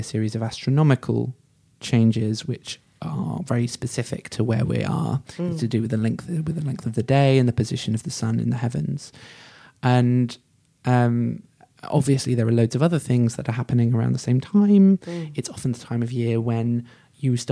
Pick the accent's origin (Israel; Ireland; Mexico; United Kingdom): United Kingdom; as a person who's grown up in Britain, born and brought up in Britain